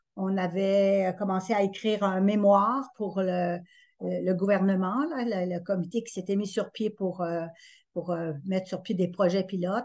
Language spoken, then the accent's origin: French; Estrie, Quebec, Canada; je suis allée pratiquer en Estrie parce que c'est ma région d'origine.